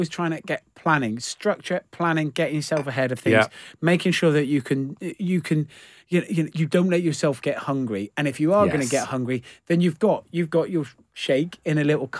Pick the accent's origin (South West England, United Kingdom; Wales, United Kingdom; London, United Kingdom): South West England, United Kingdom; Gloucester; I'm from Gloucester, so I'm from Gloucester, and I moved into a house when I was 18